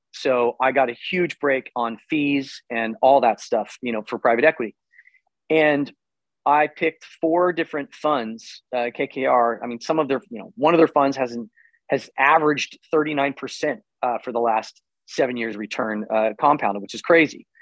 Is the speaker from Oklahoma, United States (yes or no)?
yes; Tulsa, Oklahoma, United States; moved away as an adult; also born or lived in Los Angeles; I'm from Tulsa